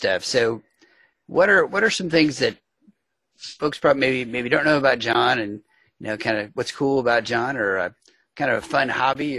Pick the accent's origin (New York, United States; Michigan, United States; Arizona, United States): New York, United States; New York City; I grew up in the New York City area